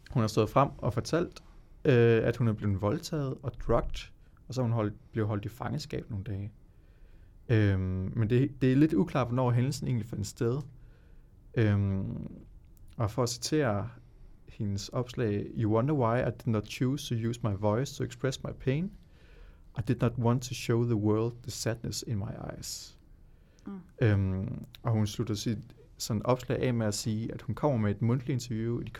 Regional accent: Horsens, Central Denmark Region, Denmark; der hvor jeg kommer fra fra Horsens

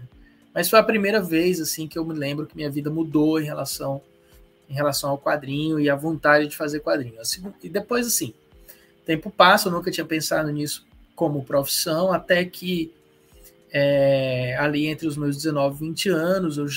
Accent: Ceará, Brazil; Mas eu sou eu sou cearense, eu tenho 47 anos.

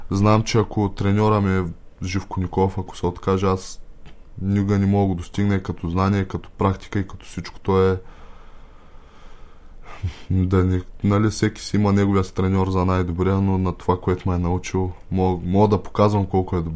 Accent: Byala, Varna Province, Bulgaria; Аз съм от Бяла Варненско.

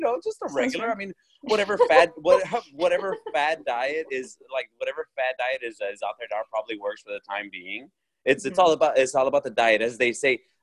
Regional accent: Orange County, California, United States; my hometown

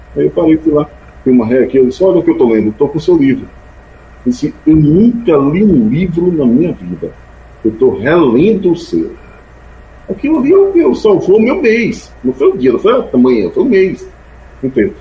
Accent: Sátiro Dias, Bahia, Brazil; moved away; a minha terra, o Junco, Sátio Dias

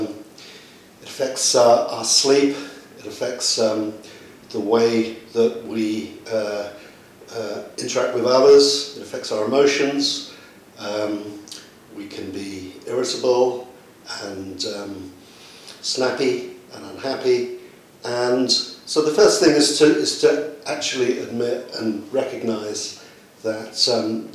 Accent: London, United Kingdom; my hometown, which is London

